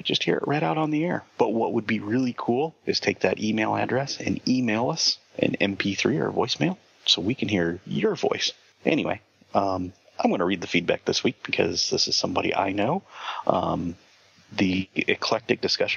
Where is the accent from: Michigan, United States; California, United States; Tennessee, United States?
Michigan, United States; moved away as an adult; now in Indiana, United States; I grew up in Michigan.